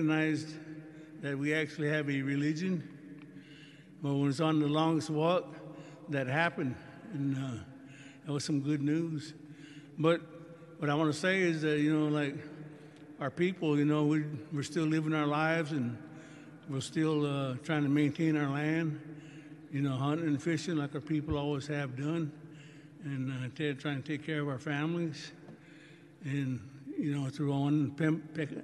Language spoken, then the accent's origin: English; Round Valley Reservation, California, United States; I'm from Round Valley Reservation up north of here